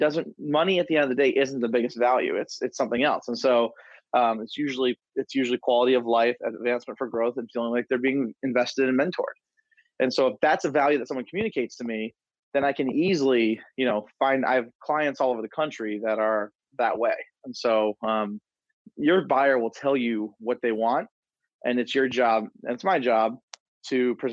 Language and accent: English; Detroit, Michigan, United States; also born or lived in Denver, Colorado / Grand Rapids, Michigan; moved from Denver back to Michigan, where I'm from the Detroit area, but I wanted to live in Grand Rapids.